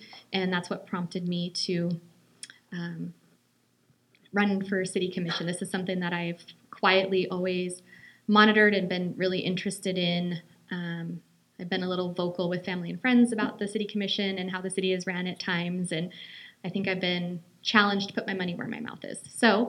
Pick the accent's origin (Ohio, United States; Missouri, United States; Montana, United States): Montana, United States; Great Falls; I am a Great Falls native. I was born and raised here in Great Falls. I also attended Sacagawea Elementary